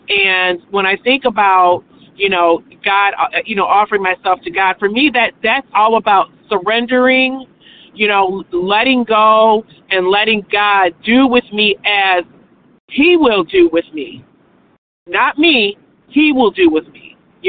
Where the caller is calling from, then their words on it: Michigan, United States; I'm calling in from Michigan.